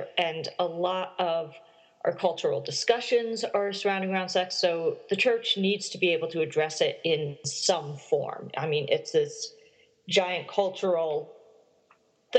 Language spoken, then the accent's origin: English; South Dakota, United States; moved away as an adult; now in Oxford, United Kingdom; I'm originally from South Dakota